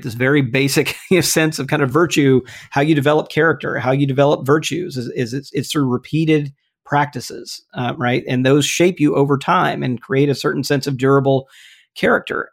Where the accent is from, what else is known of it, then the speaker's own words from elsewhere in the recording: Mississippi, United States; moved away; my home state of Mississippi